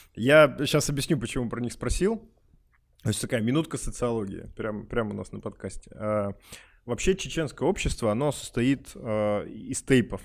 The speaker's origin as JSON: {"language": "Russian", "region": "Urals", "country": "Russia", "tie": "born or raised there", "said": "я говорю, вот коренной уралец"}